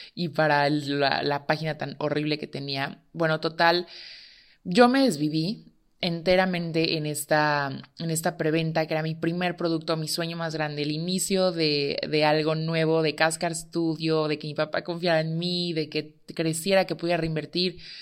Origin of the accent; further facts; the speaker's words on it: Tehuacán, Puebla, Mexico; soy de Tehuacán